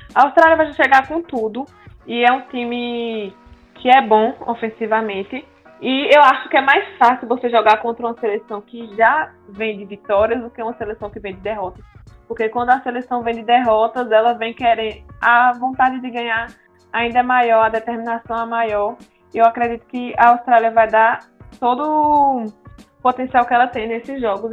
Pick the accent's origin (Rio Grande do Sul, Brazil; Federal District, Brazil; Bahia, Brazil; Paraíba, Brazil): Bahia, Brazil; now in Sergipe, Brazil; desde quando eu cheguei aqui em Sergipe, porque eu sou da Bahia